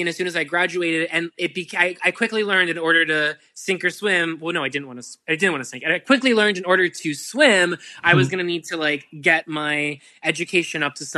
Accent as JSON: {"language": "English", "town": "Pittsburgh", "region": "Pennsylvania", "country": "United States", "said": "I'm from Pittsburgh"}